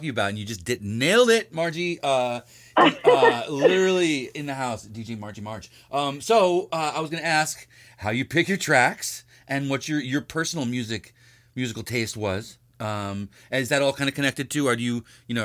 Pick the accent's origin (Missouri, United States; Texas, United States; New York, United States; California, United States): New York, United States; I'm from New York.